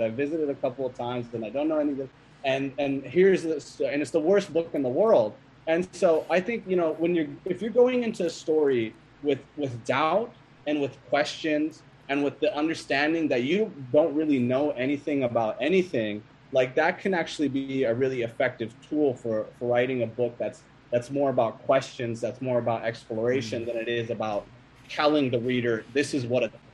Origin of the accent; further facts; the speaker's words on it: Sacramento, California, United States; moved away as an adult; also born or lived in Iowa; when I was growing up in Sacramento